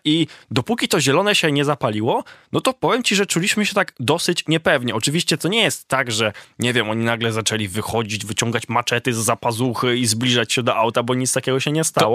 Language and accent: Polish; Poland; mówimy, że jesteśmy z Polski